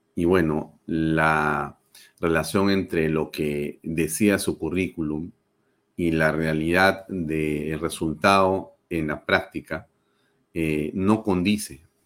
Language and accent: Spanish; Peru